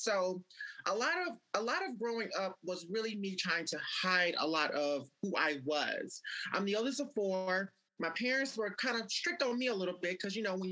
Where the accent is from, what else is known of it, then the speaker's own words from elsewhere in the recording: Mississippi, United States; I was born and raised in Mississippi